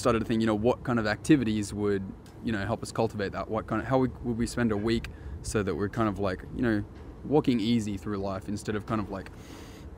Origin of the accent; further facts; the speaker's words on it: Australia; moved away; my home country